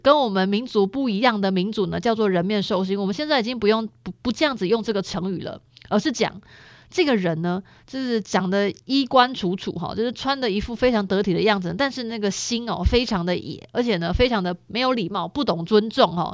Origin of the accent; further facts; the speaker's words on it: Taiwan; 我们的台湾人